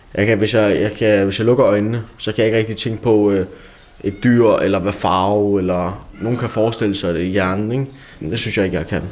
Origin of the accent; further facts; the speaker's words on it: Denmark; jeg var dansker. Jeg var en af de eneste danskere på skolen